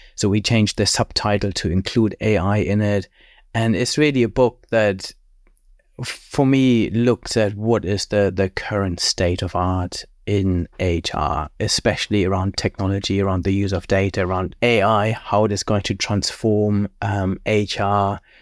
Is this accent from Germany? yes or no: yes; Germany; moved away as an adult; also born or lived in Cambridge, United Kingdom / Cranfield, United Kingdom; I grew up in Germany, then studied at Cambridge